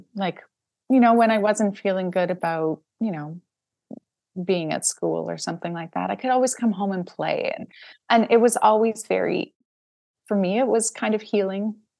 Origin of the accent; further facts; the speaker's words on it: Saskatchewan, Canada; moved away; also born or lived in Toronto; I grew up in Saskatchewan, which is in the middle of Canada